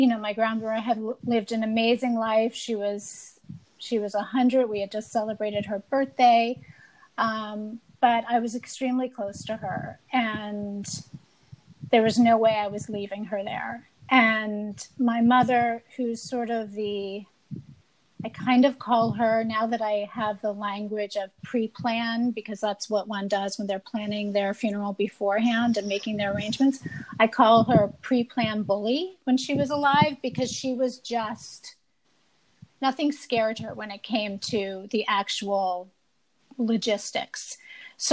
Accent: New Jersey, United States; now in New York City, United States; I grew up in New Jersey

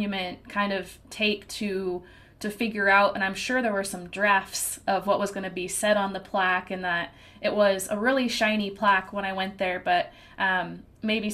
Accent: Washington, United States; moved away as an adult; now in North Carolina, United States; I was from the Washington State area, which is a very big logging community, and I was raised in it

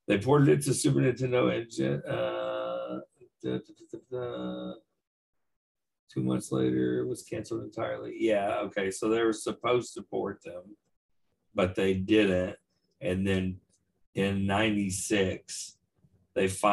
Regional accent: Odessa, Texas, United States; Shout out to Odessa, Texas. That's my hometown

